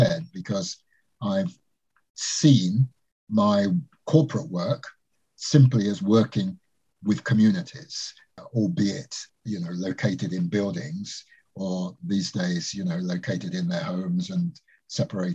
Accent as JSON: {"language": "English", "region": "London", "country": "United Kingdom", "tie": "born or raised there", "also_born_or_lived": "Jamaica", "said": "I was born in Jamaica, came to this country with my parents in 1955 and went to a school in Northwest London, a place called Harlesden in Brent"}